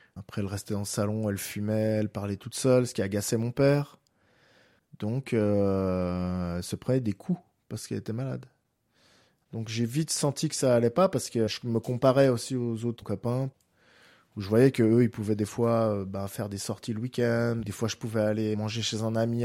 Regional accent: Geneva, Switzerland; j'habite Genève, je suis né à Genève.

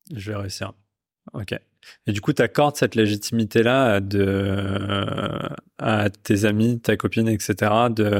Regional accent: Pakistan; je viens du, je viens du Pakistan

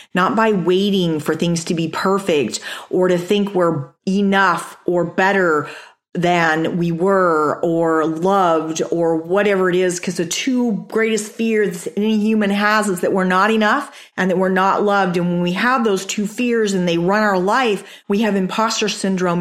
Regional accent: Chandler, Arizona, United States; also born or lived in Amarillo, Texas / Japan; I grew up in Chandler.

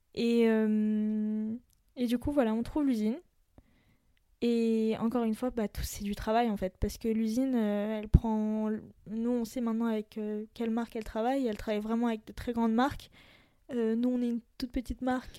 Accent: France; je suis d'origine libanaise. Je suis française aussi

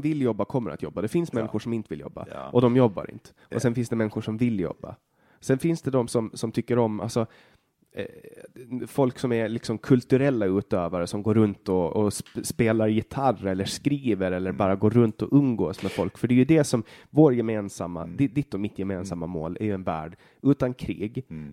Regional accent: Åland, Finland; Vi är båda ålänningar, vi är båda finnar

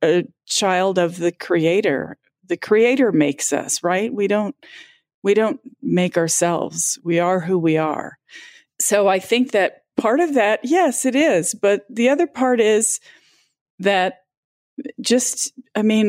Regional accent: Southwest, United States; I'm from the Southwest

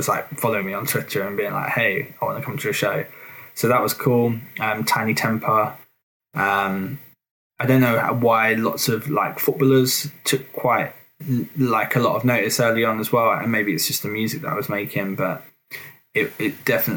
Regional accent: Suffolk, East of England, United Kingdom; I'm from Suffolk

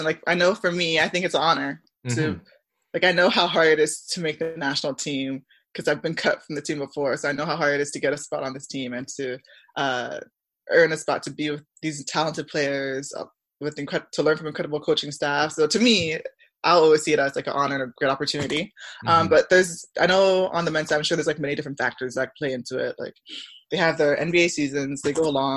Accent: Barrie, Ontario, Canada; born or raised there; also born or lived in Scarborough, Ontario / Milton, Ontario

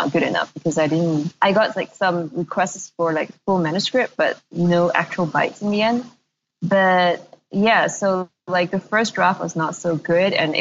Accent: Malaysia; moved away; also born or lived in Singapore; I am from Malaysia, but I hadn't been living in Malaysia for over a decade, more than that, before I moved back

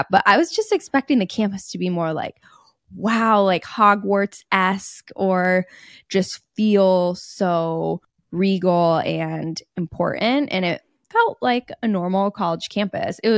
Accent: Indianapolis, Indiana, United States; we grew up in Indianapolis, which doesn't even have an MLB team.

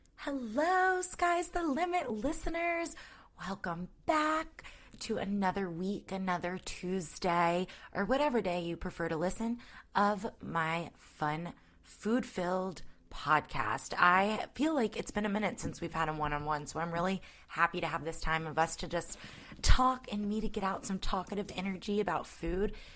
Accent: North Point, Georgia, United States; I grew up closer to North Point

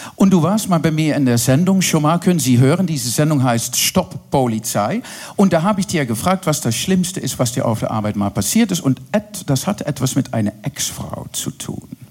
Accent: Netherlands; German is a second language; now in Berlin, Germany; Ich bin Holländerin

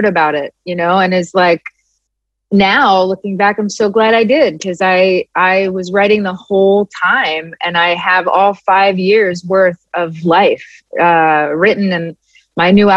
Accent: Philadelphia, Pennsylvania, United States; I'm from Philly and I'm Italian

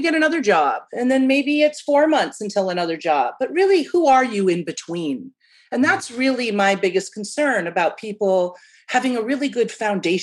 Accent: Midwest, United States; as a kid from the Midwest

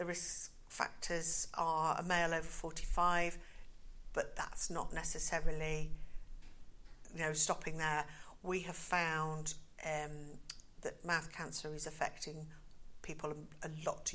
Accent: United Kingdom

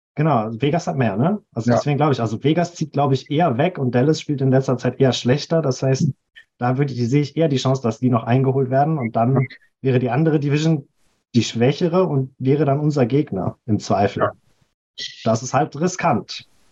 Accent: Ruhr area, North Rhine-Westphalia, Germany; ich komme aus dem hässlichen Ruhrgebiet

